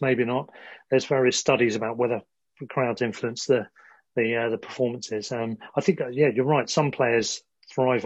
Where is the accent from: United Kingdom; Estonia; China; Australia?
United Kingdom; Sussex, South East England; now in London, United Kingdom; I'm from Sussex and now living in London